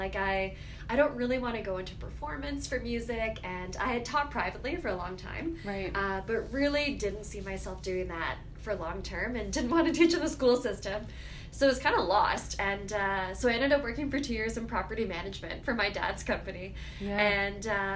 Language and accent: English; Toronto, Ontario, Canada; also born or lived in Sackville, New Brunswick; I grew up in Toronto